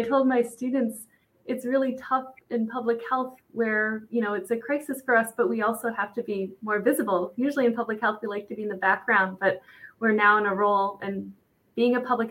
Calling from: Allentown, Pennsylvania, United States; I'm calling from Allentown, Pennsylvania. So I'm actually probably like an hour away, I'm guessing, from Johanna.

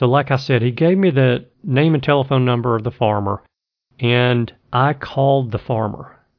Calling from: Birmingham, Alabama, United States; I am calling from Birmingham, Alabama. Actually, I live in Birmingham, Alabama, but I'm calling from somewhere in Idaho.

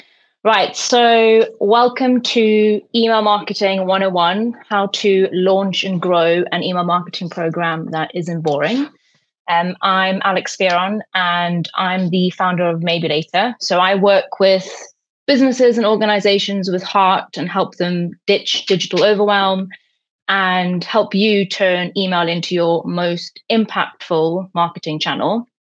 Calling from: Newcastle, North East England, United Kingdom

